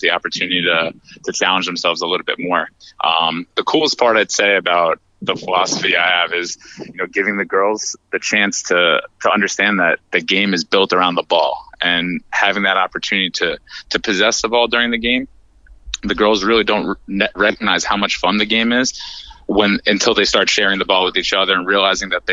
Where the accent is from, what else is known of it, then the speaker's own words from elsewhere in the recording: New York, United States; moved away as an adult; now in North Carolina, United States; I hail from New York, but I recently relocated about 6 years ago to North Carolina